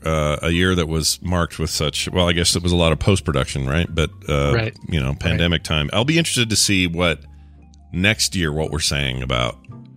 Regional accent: United States; we're American, and we're weird.

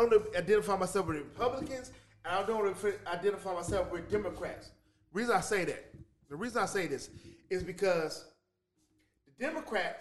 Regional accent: St. Louis, Missouri, United States; I'm from St. Louis

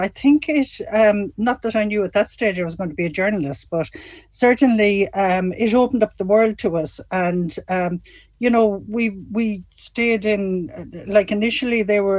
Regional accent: Castlerea, Connacht, Ireland; my hometown, Castlereagh.

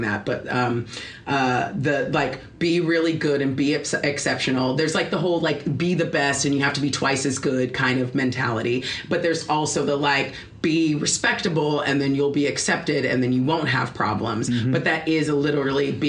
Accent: Los Angeles, California, United States; growing up in Los Angeles, like everything around it is the backlot of Hollywood

